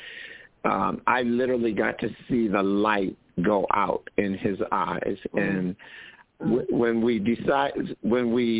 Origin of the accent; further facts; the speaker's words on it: Michigan, United States; moved away as an adult; now in Oakland, United States; I left my home state of Michigan and moved to Oakland